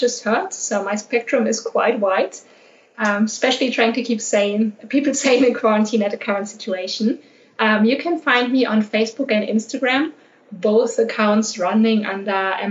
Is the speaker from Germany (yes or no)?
yes; Germany; born or raised there; moved away as an adult; also born or lived in Australia / United Arab Emirates / London / Panama